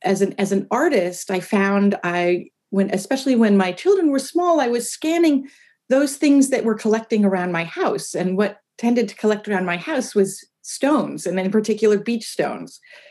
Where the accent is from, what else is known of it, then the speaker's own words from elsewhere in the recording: New York City, New York, United States; also born or lived in Maine; now in San Francisco, United States; I grew up in New York City, but I spent childhood summers in Maine and on an island in Maine.